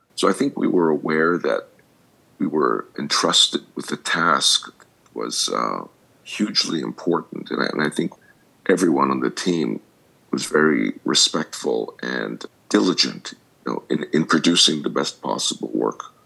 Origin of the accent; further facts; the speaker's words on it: Montreal, Quebec, Canada; moved away as an adult; now in United States; I grew up in Montreal. Most of my education was there, and I went to college there, and then I went to graduate school in the states